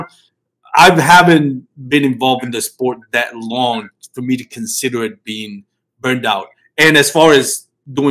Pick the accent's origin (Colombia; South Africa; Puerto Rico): Puerto Rico; now in Texas, United States; me growing up in Puerto Rico